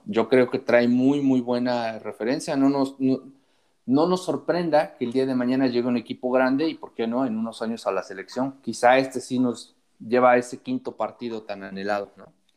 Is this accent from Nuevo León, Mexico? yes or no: no; Puebla, Mexico; como poblano